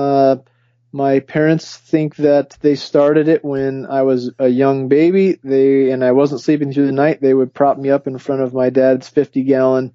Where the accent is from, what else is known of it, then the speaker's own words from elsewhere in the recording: Taylorsville, Utah, United States; also born or lived in Sandy, Utah; I grew up in Utah. Yes, I grew up in Taylorsville and Sandy, Utah